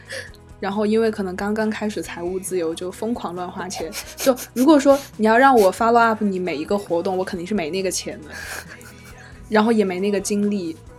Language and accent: Chinese; Chengdu, Sichuan, China; moved away as an adult; 你知道我们成都人嘛，又很，又很命